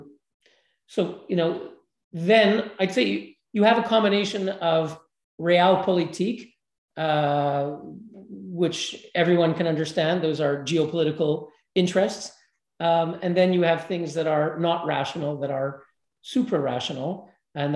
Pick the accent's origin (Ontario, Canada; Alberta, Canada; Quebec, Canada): Quebec, Canada; Montreal; my hometown, Montreal